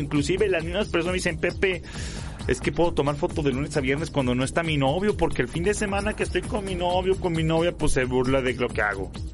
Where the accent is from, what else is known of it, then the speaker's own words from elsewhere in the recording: León, Guanajuato, Mexico; en León, de donde soy yo